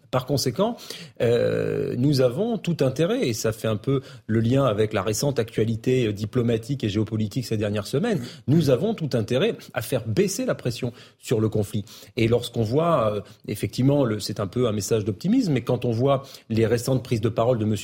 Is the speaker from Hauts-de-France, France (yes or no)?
no; Bordeaux, Nouvelle-Aquitaine, France; je connais bien Bordeaux. Moi, quand j'ai grandi à Bordeaux